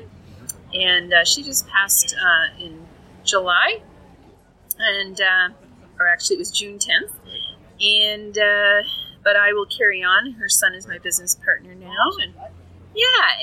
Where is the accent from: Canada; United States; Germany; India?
Canada; the Maritimes; now in Alberta, Canada; I was born in the Maritimes and into a foodie family